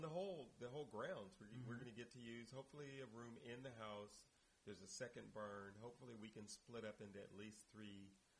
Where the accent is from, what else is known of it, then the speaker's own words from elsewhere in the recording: Indianapolis, Indiana, United States; now in Oakland, United States; driven to Indianapolis, my hometown.